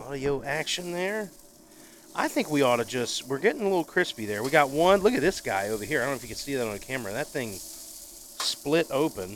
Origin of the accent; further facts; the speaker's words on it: Pensacola, Florida, United States; moved away; I grew up in very blue collar, Pensacola, Florida, great town, my hometown